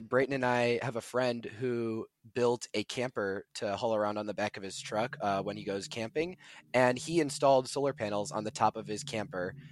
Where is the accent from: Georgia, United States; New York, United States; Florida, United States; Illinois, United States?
Illinois, United States; Buffalo Grove; I'm from Buffalo Grove, Illinois, uh, which is in the Chicago area